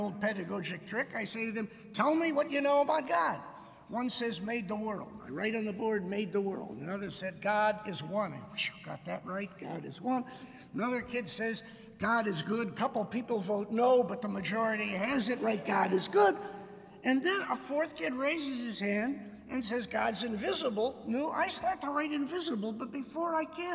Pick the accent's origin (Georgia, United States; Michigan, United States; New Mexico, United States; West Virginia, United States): Michigan, United States; Detroit; moved away as an adult; I grew up in Detroit